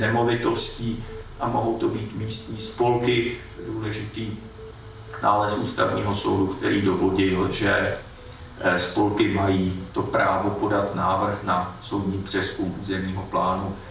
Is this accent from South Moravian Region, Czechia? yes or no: no; Prague, Czechia; jsem z Klánovic